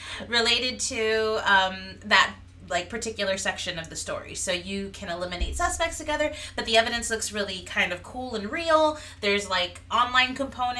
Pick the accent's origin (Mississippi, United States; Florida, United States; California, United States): Florida, United States; Miami; We're from Miami, Florida